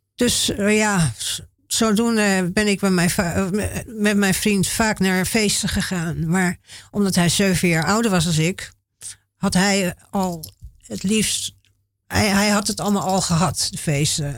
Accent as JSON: {"language": "Dutch", "town": "Haarlem", "region": "North Holland", "country": "Netherlands", "tie": "born or raised there", "said": "ik ben geboren in Haarlem"}